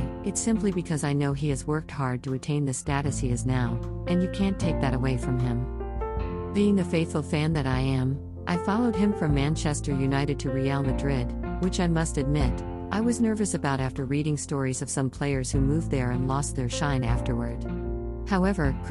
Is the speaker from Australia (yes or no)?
no; Ghana; my home country